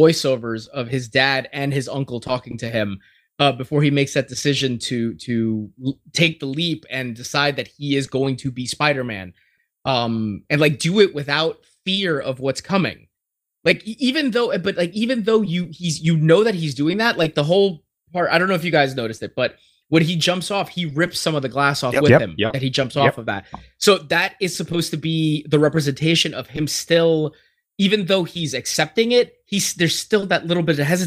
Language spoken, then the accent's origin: English; New York City, New York, United States; moved away; I'm originally from Brooklyn.